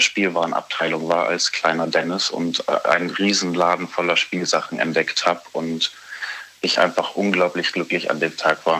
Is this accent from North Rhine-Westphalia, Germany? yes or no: no; Bavaria, Germany; Ich bin in Bayern aufgewachsen